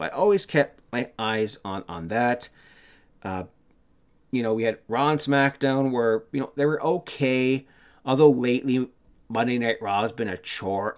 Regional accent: Canada; I'm Canadian

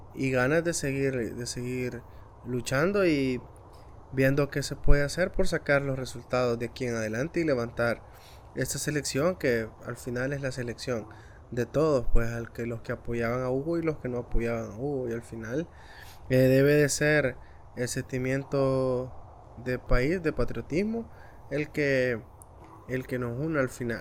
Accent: El Salvador

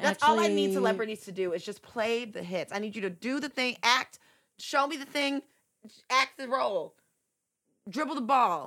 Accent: Walled Lake, Michigan, United States; I grew up in Wall Lake

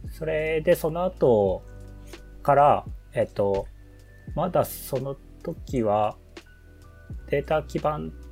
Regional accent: Aichi, Japan; まあ、もともと愛知県出身なんですけど、そういう、あ都会、まあ別に愛知県都会っていうわけでもないんですけど

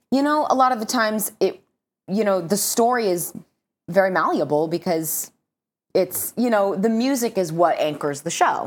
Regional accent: Southern California, United States; I'm from Southern California

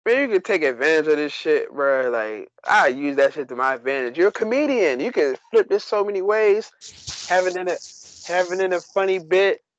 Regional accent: Staten Island, New York, United States; I'm from Staten Island.

